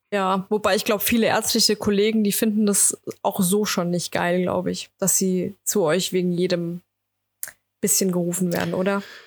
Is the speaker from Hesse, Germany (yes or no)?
yes; Wetterau, Hesse, Germany; ich komme aus der Wetterau, ja, oder aus dem Rhein-Main-Gebiet